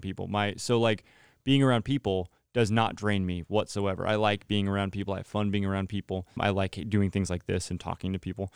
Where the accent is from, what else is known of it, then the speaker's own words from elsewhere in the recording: Central Valley, California, United States; John Knapp and I are actually from the same area down in the Central Valley